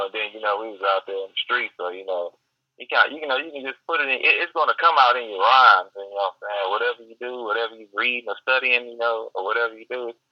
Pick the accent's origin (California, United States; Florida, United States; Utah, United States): California, United States; Richmond; also born or lived in Los Angeles / Oakland; now in Texas, United States; You know, I, grew up in, uh, you know, I'm from Richmond